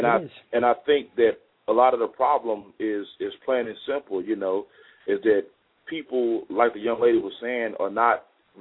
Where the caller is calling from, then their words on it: Fort Worth, Texas, United States; I'm calling from Fort Worth, Texas, man.